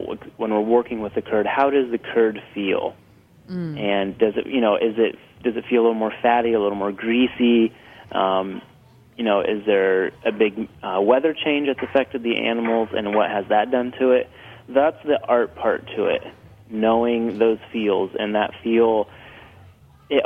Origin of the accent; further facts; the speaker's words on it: Ohio, United States; We're from Ohio